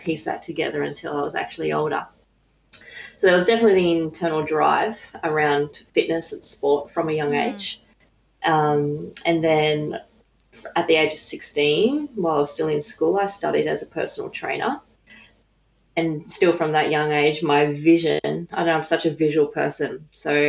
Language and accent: English; Dubbo, New South Wales, Australia; originally I grew up in Dubbo, New South Wales